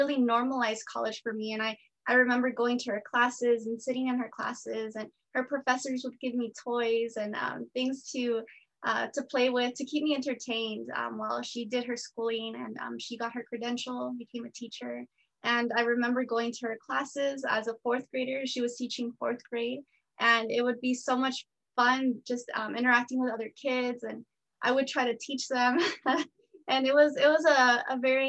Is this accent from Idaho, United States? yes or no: no; San Jose, California, United States; I was born here in San Jose, California. I attended school here